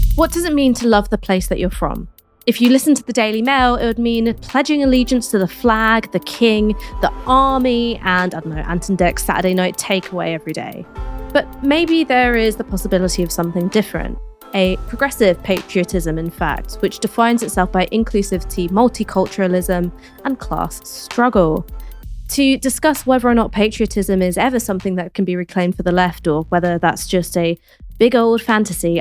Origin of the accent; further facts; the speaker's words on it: London, United Kingdom; I grew up in London, I studied in London, I've stayed in London